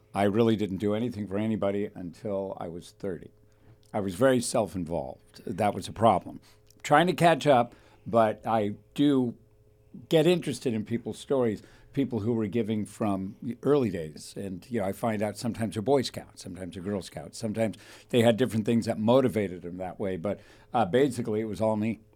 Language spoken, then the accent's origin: English; Thousand Oaks, California, United States; I got to, uh, Thousand Oaks when I was three